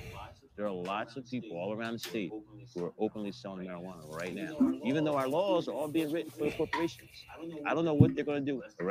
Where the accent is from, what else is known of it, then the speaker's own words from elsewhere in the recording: New Jersey, United States; They knew I was from New Jersey, so their nickname to me was just Jersey.